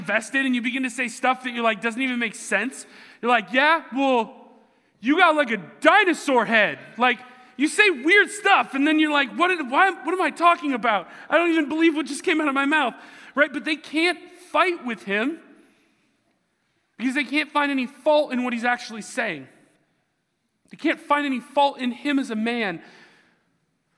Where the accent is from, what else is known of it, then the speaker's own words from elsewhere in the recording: Seattle, Washington, United States; I'm from the Seattle area